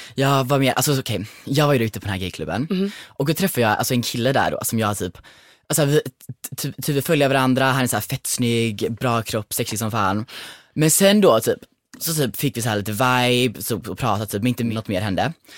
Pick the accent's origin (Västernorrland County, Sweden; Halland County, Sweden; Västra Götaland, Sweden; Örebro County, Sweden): Halland County, Sweden; Kullavik; jag var med mina kompisar hemma i Kullavik